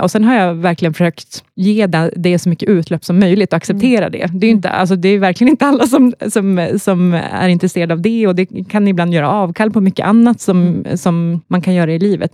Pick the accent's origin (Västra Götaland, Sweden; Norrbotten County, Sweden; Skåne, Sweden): Norrbotten County, Sweden; Luleå; accent: Norrland dialect; moved away as an adult; also born or lived in Gothenburg; now in Stockholm, Sweden; Jag är uppvuxen i Norrbotten, Luleå